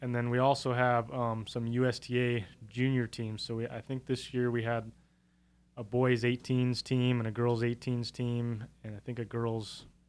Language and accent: English; Chico, California, United States; Born and raised in Chico.